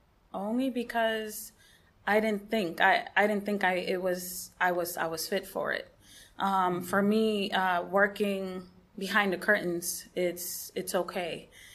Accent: West Palm Beach, Florida, United States; And I am from West Palm Beach, and the name of our ministry is Anabaptist Family Group.

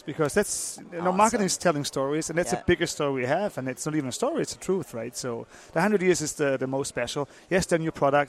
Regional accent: Germany; moved away; also born or lived in Liechtenstein; I'm German originally.

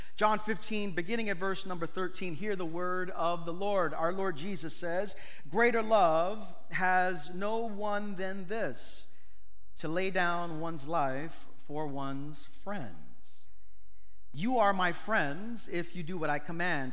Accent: New York City, New York, United States; I'm from East New York.

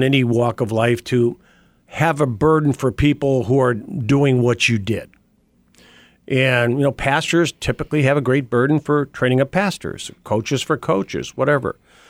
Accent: Glen Ellyn, Illinois, United States; Well, real quickly, I guess I'm a Chicago boy. I was born in Glen Ellen. I went to Glenbard West High School. I'm a Glenbard West Hilltopper for sure.

